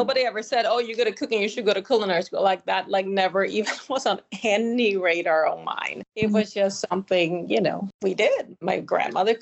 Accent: Sweden; moved away; I grew up in Sweden

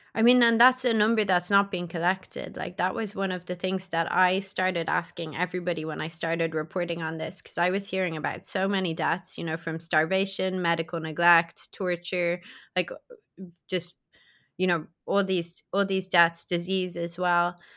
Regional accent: Ireland; I'm European, right? So I'm from Ireland

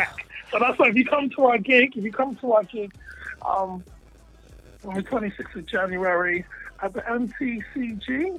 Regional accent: Ghana; And me being African myself, I'm from Ghana

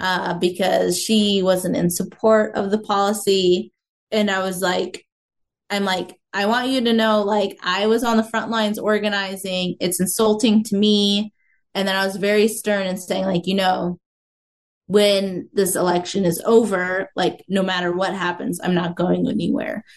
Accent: Mason City, Iowa, United States; now in Des Moines, United States; my hometown of Mason City, Iowa

